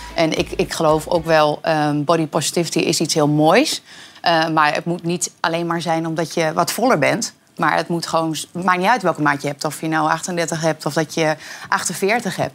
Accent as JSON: {"language": "Dutch", "area": "Twente", "region": "Overijssel", "country": "Netherlands", "said": "ik ben Twents"}